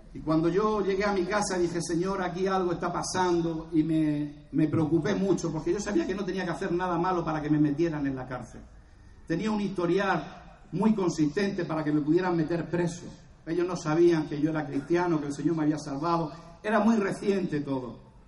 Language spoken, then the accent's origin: Spanish; Cartagena, Region of Murcia, Spain; soy de Cartagena